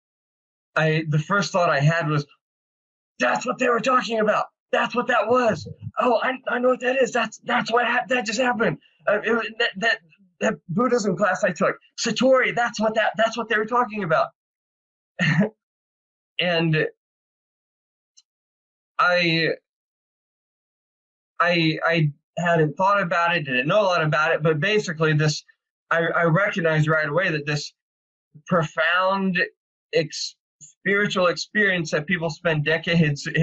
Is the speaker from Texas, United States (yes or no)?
no; Arkansas, United States; moved away as an adult; also born or lived in San Diego; I grew up in the Bible Belt as a rational empirical atheist. in the Bible Belt in Arkansas